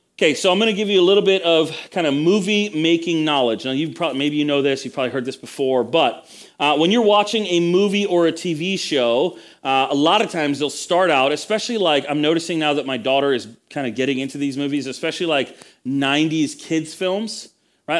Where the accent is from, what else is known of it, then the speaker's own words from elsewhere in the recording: United States; I was the only native born kind of, you know, American in the room